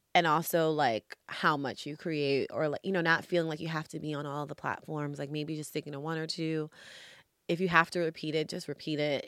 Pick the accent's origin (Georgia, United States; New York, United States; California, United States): New York, United States; now in Los Angeles, United States; I'm originally from New York, hence my social media handle names are … from Harlem, Harlem